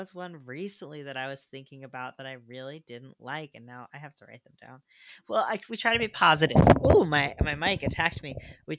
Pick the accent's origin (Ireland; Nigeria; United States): Ireland; But people got a little up in arms, like, I'm from Ireland and there are a lot of, like, up until recently it wasn't very diverse.